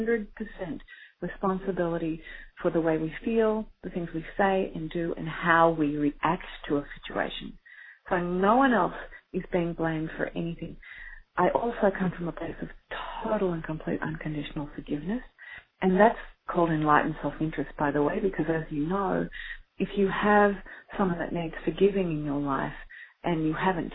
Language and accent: English; Australia; I am Australian